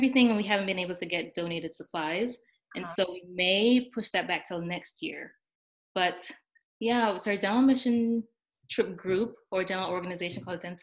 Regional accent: Jamaica; moved away as an adult; also born or lived in New York / Maryland / Ohio / North Carolina; now in United States; I'm from Jamaica, which of course, you know, is a third world country.

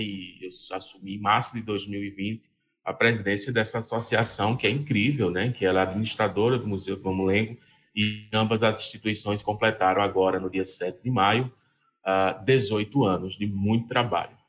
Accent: Serra Talhada, Pernambuco, Brazil; also born or lived in Vitória de Santo Antão / Recife; eu nasci em Serra Talhada, Alto Sertão do Pajeú, Pernambucano, terra do Lampião

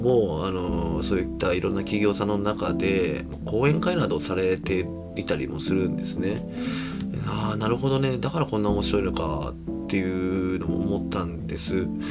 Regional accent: Kobe, Hyogo, Japan; 僕もあの 神戸出身なので

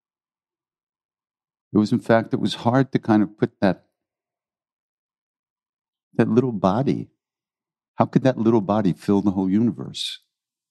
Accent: New York City, New York, United States; I was born in New York City

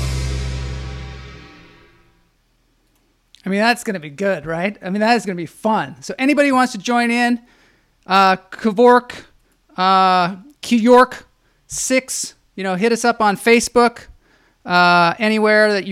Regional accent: Edmonds, Washington, United States; also born or lived in Syracuse, New York; I'm from Edmonds, Washington, which is a little north. Mm-hmm. Grew up there.

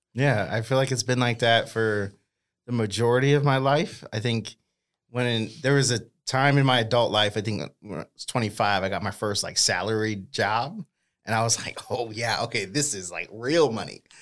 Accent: Boston, Massachusetts, United States; now in Sacramento, United States; I grew up in Boston

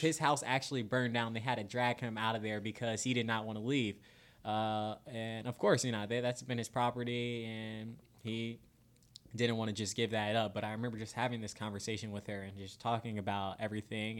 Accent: Florida, United States; moved away as an adult; now in Spokane, United States; I'm a Florida boy through and through

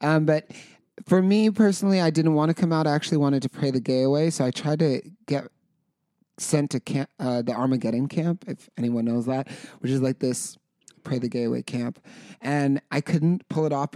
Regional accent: Carson City / Reno, Nevada, United States; moved away; we're from Carson City in Reno, Nevada

